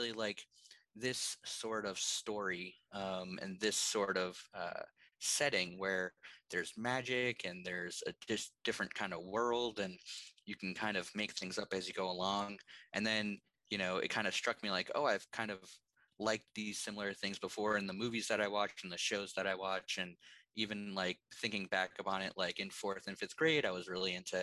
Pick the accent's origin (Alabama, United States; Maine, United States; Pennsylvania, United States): Maine, United States; I grew up in Maine.